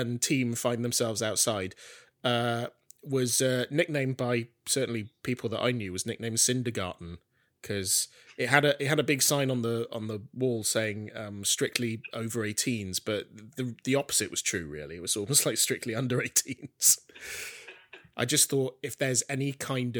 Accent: Welsh town, Wales, United Kingdom; my little Welsh town that I grew up

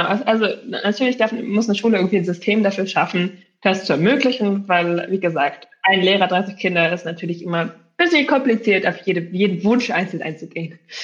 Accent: Berlin, Germany; ich komme eben aus Berlin und äh, dort haben wir ja sechs Grundschuljahre eigentlich

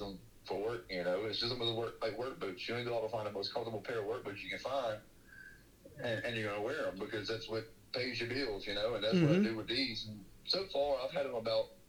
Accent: Louisiana, United States; moved away as an adult; now in Texas, United States; I'm from Louisiana, I'm born and raised, I love it, I'll always love Louisiana. But I have to say, Texas is home now

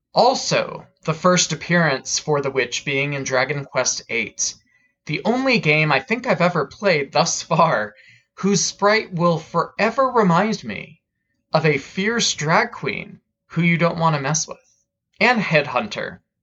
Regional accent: United States; As an American

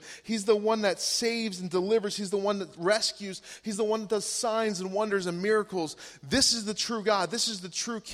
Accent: United States; I'm American

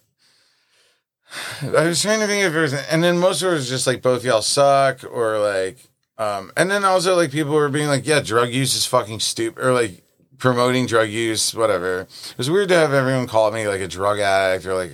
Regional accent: New York City, New York, United States; I grew up in Brooklyn

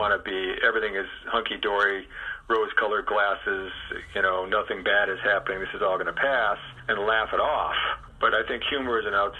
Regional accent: Chicago, Illinois, United States; I grew up in Chicago.

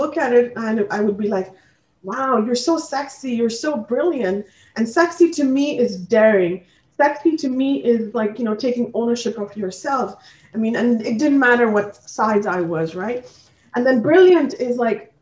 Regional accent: Assam, India; moved away as an adult; also born or lived in Delhi, India; now in Canada; I'm actually born and raised in India, Assam actually, and later on ended up in Delhi with my parents and then came to Canada for studying.

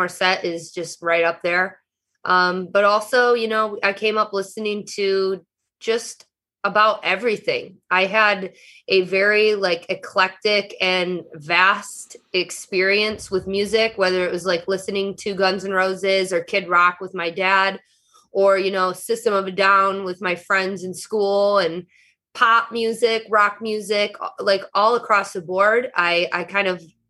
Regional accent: Eastpointe, Michigan, United States; moved away as an adult; now in Los Angeles, United States; Just right outside of Detroit, like about 10 minutes is where I was born and raised in East Detroit. Now called East Point.

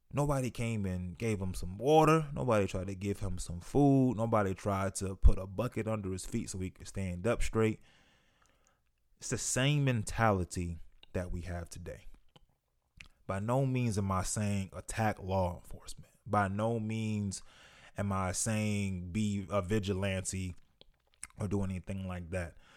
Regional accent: United States; here in the US speaking as a black man

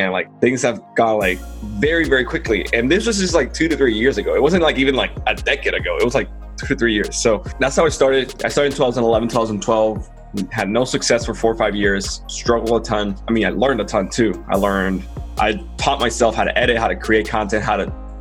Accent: Dominican Republic; moved away as an adult; now in United States; I'm from Dominican Republic. I love my country, but reality is like it's a poor devil country. It's not developed, right? That's where I was born and grew up in.

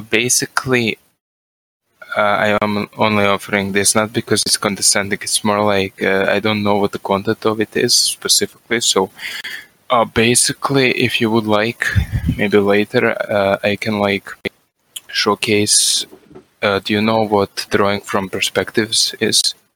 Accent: Croatia; I am from Croatia.

